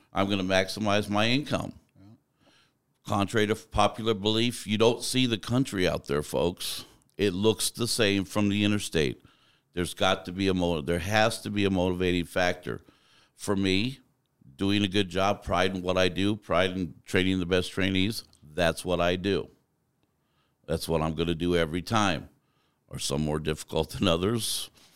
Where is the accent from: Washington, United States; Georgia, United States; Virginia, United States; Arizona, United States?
Arizona, United States; also born or lived in Tucson; I grew up in mostly in Arizona for most of my life.